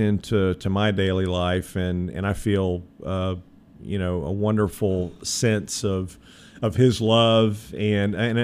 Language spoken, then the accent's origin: English; Atlanta, Georgia, United States; moved away as an adult; also born or lived in Tuscaloosa, Alabama; now in Memphis, United States; I grew up in Atlanta, Georgia